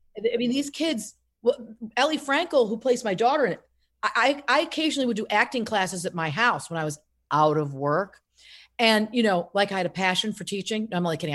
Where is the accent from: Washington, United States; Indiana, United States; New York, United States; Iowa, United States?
New York, United States; Casanova; now in Rumson, United States; I'm from Casanova, uh, New York originally.